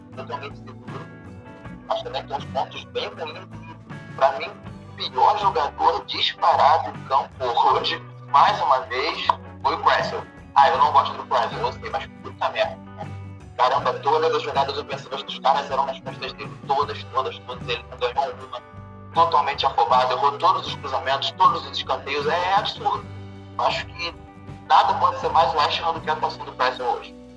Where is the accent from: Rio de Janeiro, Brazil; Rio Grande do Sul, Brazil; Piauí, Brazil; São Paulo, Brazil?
Rio de Janeiro, Brazil; sou daqui do Rio de Janeiro também